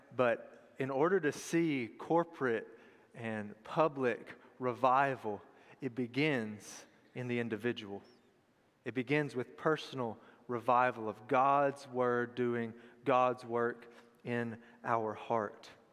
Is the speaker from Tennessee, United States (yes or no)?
yes; Tullahoma, Tennessee, United States; I was born and raised in Tullahoma